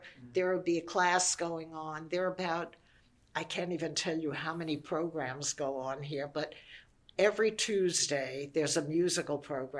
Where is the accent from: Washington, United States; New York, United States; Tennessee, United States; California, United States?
New York, United States; New York City; also born or lived in Indiana / Nassau County; I was born and brought up in Brooklyn.